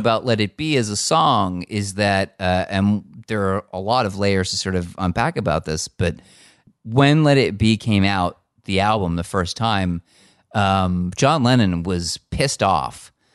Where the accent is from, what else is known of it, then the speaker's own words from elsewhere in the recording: United States; I grew up in America